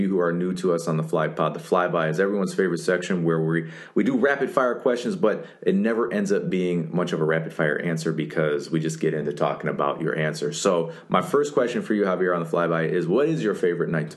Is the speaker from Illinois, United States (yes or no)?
yes; Lincolnwood, Illinois, United States; we're all from Lincolnwood